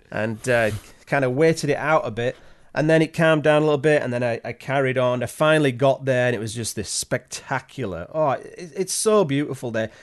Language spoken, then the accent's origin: English; Yorkshire and the Humber, United Kingdom; moved away as an adult; now in Canada; I'm originally from Yorkshire in England